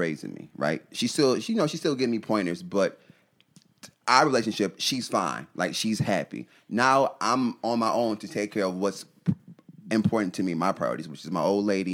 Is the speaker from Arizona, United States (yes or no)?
no; New York, United States; we're both from New York. He's from the city. I'm not from the city